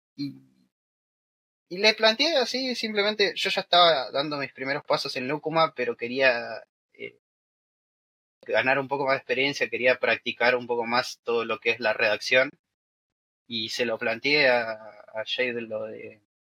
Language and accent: Spanish; Buenos Aires, Argentina; los dos somos de Buenos Aires, o sea, de la capital de Argentina